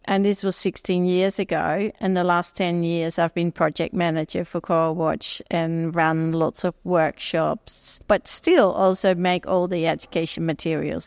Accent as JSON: {"language": "English", "country": "Netherlands", "tie": "born or raised there", "also_born_or_lived": "Jamaica", "moved": "as an adult", "lives_now": "Australia", "said": "I grew up in Holland"}